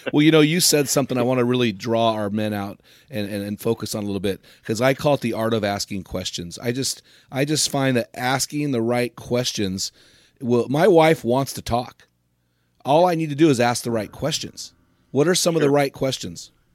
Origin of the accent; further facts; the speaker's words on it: United States; I'm an American